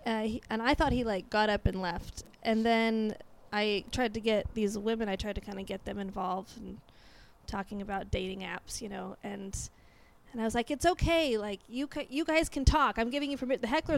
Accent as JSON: {"language": "English", "region": "Oregon", "country": "United States", "tie": "born or raised there", "also_born_or_lived": "Los Angeles", "said": "No, I grew up in Oregon, but I did go live in L.A. for 7 years."}